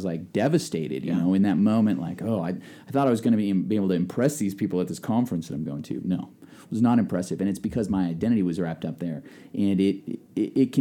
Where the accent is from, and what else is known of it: Nebraska, United States